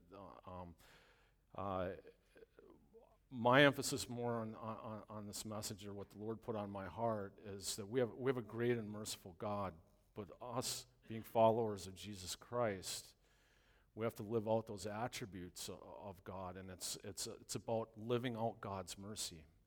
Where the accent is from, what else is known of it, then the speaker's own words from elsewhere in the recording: Long Lake, Wisconsin, United States; my hometown last, uh, last week up in Long Lake, Wisconsin, a little town north of here